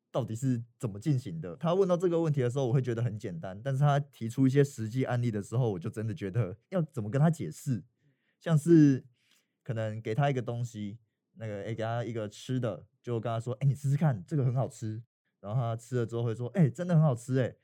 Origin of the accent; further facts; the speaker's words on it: Taiwan; 我们台湾人